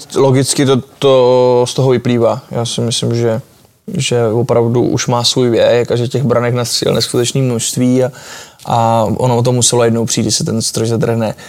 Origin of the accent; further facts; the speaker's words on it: Czechia; jsme prostě Češi, jsme národ hokejový